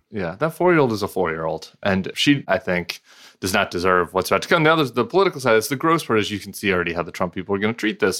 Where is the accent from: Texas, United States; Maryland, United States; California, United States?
California, United States; also born or lived in Louisiana; as a Californian slash Louisiana